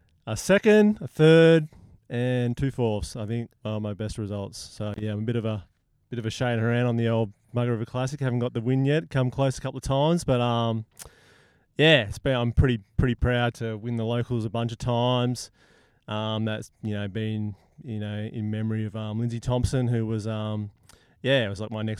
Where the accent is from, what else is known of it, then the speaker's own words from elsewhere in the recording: Prevelly, Western Australia, Australia; when I was a kid growing up in Preverley Park